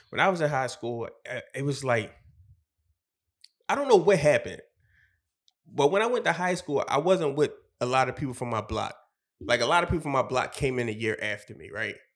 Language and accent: English; Philadelphia, Pennsylvania, United States; We all from different places. I'm from Wynnefield, and uh, one from 49th Street, one from 60th Street